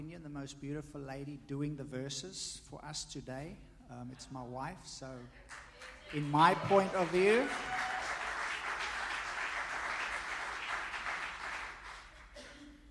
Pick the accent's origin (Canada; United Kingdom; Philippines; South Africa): South Africa; now in United States; me being South African, my wife, Taiwanese